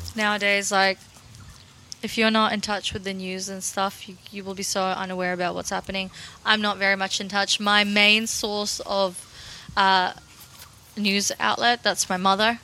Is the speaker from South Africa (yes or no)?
no; Russia; now in Australia; I'm originally from Russia